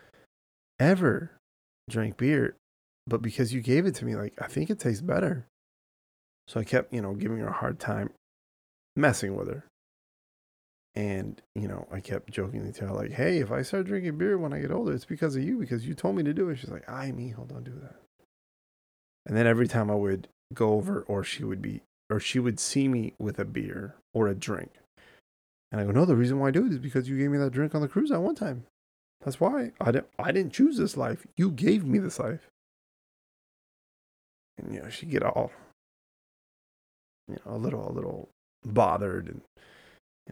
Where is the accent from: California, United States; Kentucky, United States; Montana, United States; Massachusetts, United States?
California, United States; Southern; we grew up in California, in Southern California